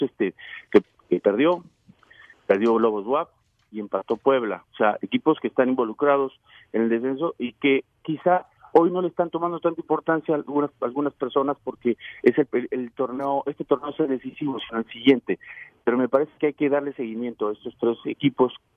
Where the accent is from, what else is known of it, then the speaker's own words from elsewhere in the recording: Venezuela; moved away; also born or lived in Utah; soy venezolano